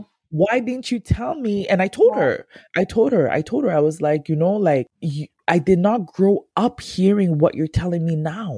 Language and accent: English; Ghana; me being a Ghanaian